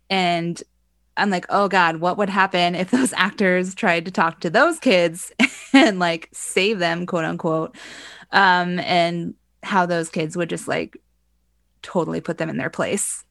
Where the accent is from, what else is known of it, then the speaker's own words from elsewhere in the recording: Ohio, United States; I grew up in the Midwest. I grew up in Ohio, right next to Indiana